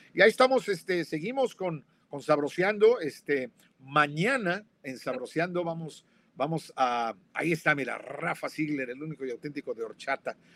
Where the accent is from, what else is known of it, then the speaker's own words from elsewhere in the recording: Mexico City, Mexico; yo crecí en la Roma, en la Ciudad de México